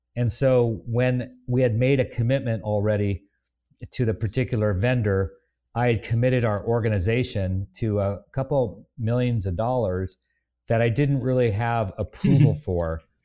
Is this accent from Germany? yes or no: yes; Bavaria, Germany; moved away; I grew up in Lederhosen in a village in Bavaria